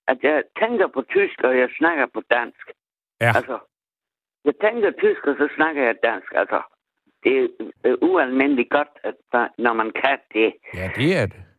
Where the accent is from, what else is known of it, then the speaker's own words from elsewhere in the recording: Southern Denmark, Denmark; Jeg kommer fra Harsel, jeg er ægte sønderjyske. Jeg er ægte bedst, jeg er ægte sønderjyske.